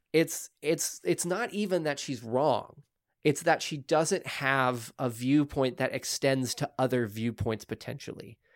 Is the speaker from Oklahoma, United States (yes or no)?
yes; Oklahoma, United States; I'm from Oklahoma.